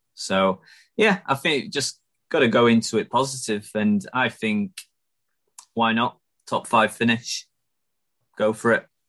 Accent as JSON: {"language": "English", "town": "Chesterfield", "region": "East Midlands", "country": "United Kingdom", "said": "I'm from Chesterfield uh, and I support them"}